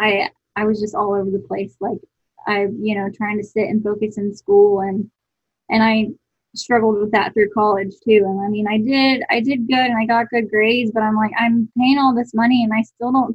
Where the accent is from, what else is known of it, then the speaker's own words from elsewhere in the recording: Buford, Georgia, United States; also born or lived in Lawrenceville, Georgia; I grew up in Buford, Georgia.